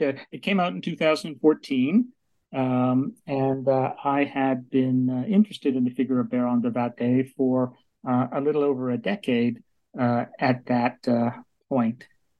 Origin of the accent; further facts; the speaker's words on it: Vancouver, British Columbia, Canada; moved away as an adult; also born or lived in United States; now in Kingston, Canada; I grew up in Vancouver, British Columbia, Canada.